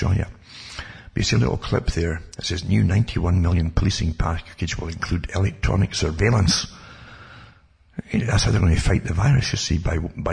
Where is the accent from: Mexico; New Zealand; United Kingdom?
United Kingdom; moved away; I was brought up in austerity in Britain